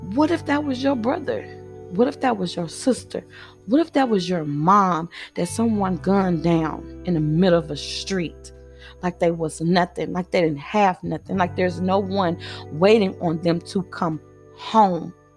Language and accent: English; United States; I am African American